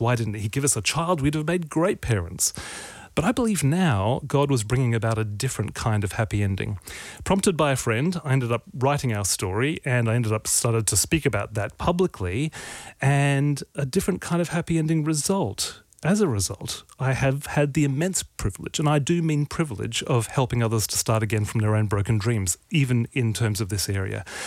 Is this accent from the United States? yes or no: no; Australia; I'm Australian male